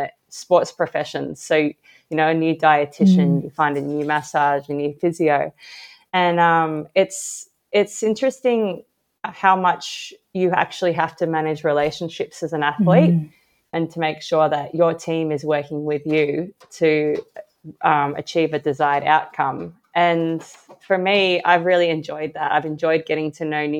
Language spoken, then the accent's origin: English; Australia; I'm an Australian Paralympic swimmer